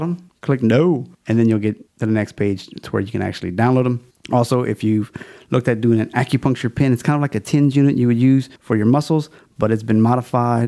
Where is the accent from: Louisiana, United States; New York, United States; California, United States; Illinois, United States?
Louisiana, United States; a Louisiana theme. It's my home state, so I'm kind of fond of it